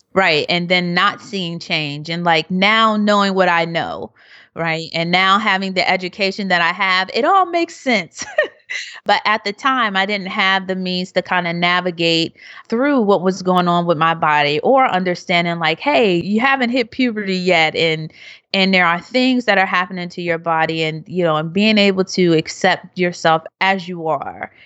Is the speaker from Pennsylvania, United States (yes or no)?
yes; Philadelphia, Pennsylvania, United States; growing up being happy, and I'm from Philadelphia